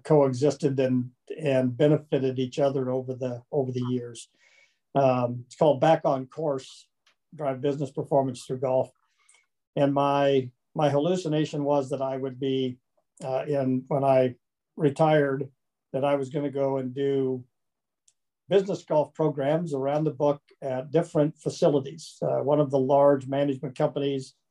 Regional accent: Kansas, United States; now in Arizona, United States; I'm from Kansas originally, so I'm a Flatlander.

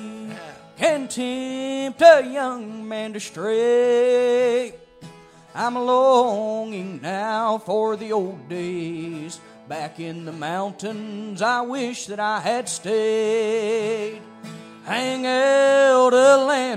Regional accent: Grayson, Kentucky, United States; I'm Kentucky born and bred

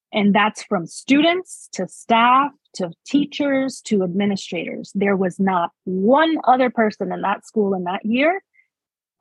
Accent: New York City, New York, United States; moved away as an adult; also born or lived in West Warwick, Rhode Island; So I was born and raised in New York City. In Manhattan, specifically the Washington Heights area

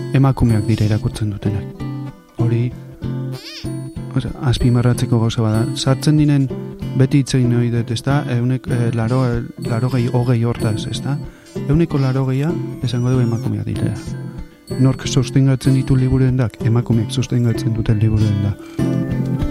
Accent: Zarautz, Basque Country, Spain; nire infantzia, bai, hemen, e, pare hontan, pare hontan kokatzen dut

